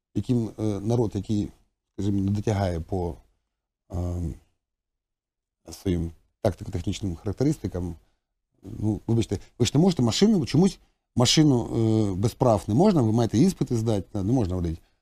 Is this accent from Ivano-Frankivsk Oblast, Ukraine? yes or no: no; Donetsk, Donetsk Oblast, Ukraine; ми в Донецьку в дитинстві билися район на район?